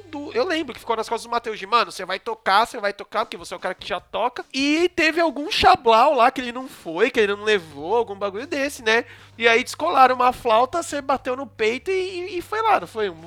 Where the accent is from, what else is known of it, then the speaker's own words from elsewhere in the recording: São Paulo, Brazil; aqui a gente é de São Paulo, da zona sul. a gente mora perto, relativamente perto